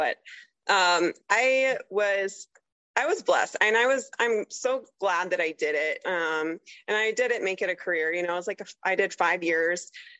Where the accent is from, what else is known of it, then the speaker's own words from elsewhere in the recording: Tulsa, Oklahoma, United States; No, so I mostly grew up in Oklahoma, like Tulsa area. But like I said, my dad was in the Army, so I moved around a lot. Like, I literally went to 13 different schools as a kid.